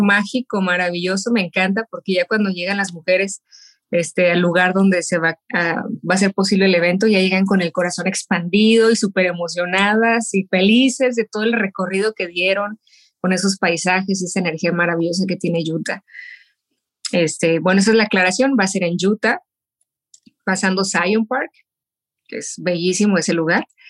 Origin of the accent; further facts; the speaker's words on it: Mexico; moved away as an adult; now in Las Vegas, United States; soy mexicana y viviendo en Las Vegas hace ya más de 25 años